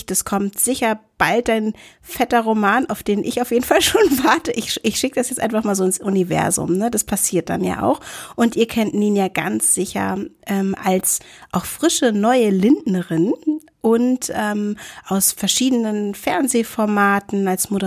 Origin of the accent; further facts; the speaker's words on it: Northern Germany, Germany; Ich weiß nicht, in München heißt es, glaube ich, nicht Kneipe. Bei uns im Norden heißt es ja Pinte, ne?